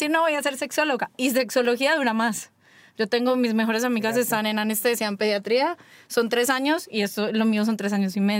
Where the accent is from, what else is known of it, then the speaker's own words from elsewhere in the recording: Colombia; moved away; also born or lived in Medellín; yo soy colombiana